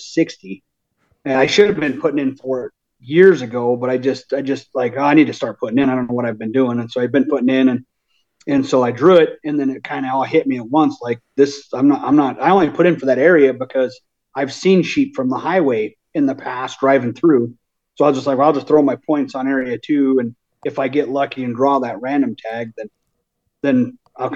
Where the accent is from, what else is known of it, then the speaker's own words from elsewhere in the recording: Thermopolis, Wyoming, United States; I'm from Thermopolis, Wyoming. I'm 39, born and raised right here in Wyoming